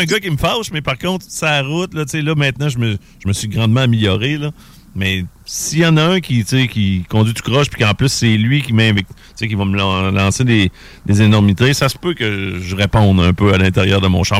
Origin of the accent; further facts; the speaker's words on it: Quebec City, Quebec, Canada; je venais de Québec